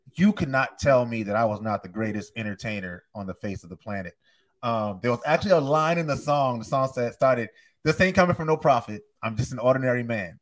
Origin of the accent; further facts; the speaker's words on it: North Charleston, South Carolina, United States; I'm from North Charleston, South Carolina.